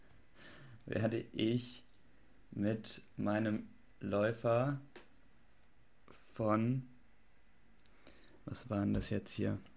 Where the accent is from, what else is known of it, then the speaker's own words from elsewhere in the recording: Kronberg, Hesse, Germany; ich komme aus, ich komme aus Kronberg und ich mache jetzt